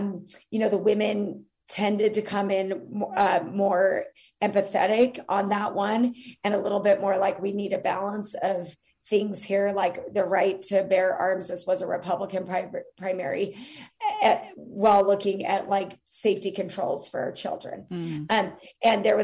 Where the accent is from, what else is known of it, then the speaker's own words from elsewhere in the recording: Utah, United States; my home state of Utah